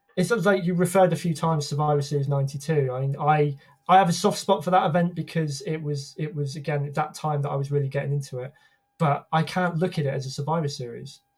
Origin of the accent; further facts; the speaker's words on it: United Kingdom; as a Brit